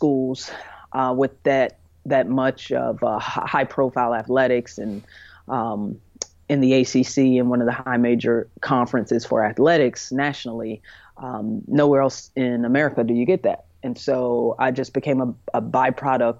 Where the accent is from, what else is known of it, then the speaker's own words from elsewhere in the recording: High Point, North Carolina, United States; also born or lived in Jacksonville, North Carolina; was adopted by a couple from High Point, North Carolina, which is right in the middle of the state, called the Triad area. And that's where I was raised, and that's what I consider and call home.